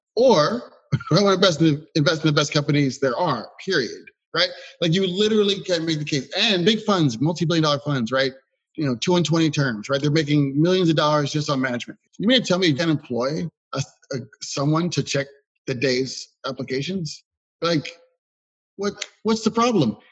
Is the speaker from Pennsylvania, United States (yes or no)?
yes; Philadelphia, Pennsylvania, United States; as a Philadelphian